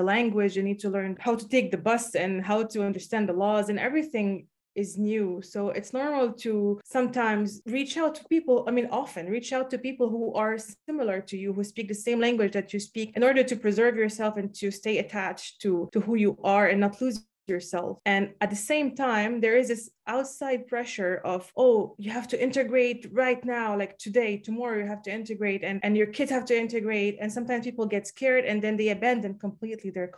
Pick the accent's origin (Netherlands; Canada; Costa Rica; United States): Canada; Montreal, Quebec; I was born in Montreal, in Quebec, and I'm pretty privileged to be born there